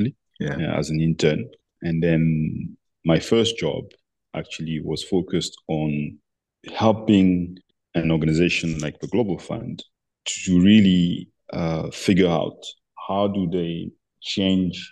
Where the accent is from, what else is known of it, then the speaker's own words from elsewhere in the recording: Abidjan, Côte d’Ivoire; as I was growing up in Abidjan